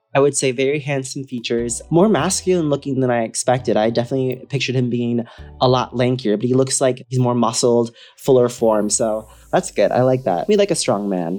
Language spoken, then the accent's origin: English; Wisconsin, United States; now in Los Angeles, United States; I grew up in Wisconsin